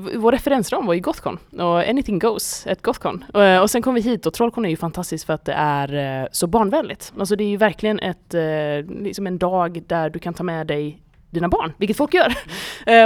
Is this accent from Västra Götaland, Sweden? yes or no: yes; Gothenburg, Västra Götaland, Sweden; jag är från Göteborg